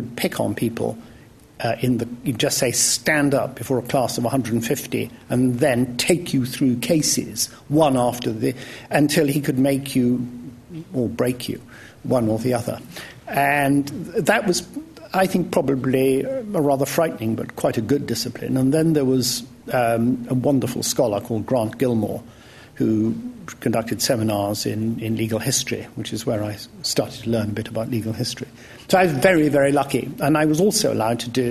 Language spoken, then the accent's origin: English; Wales, United Kingdom; now in London, United Kingdom; I might have gone back to Wales.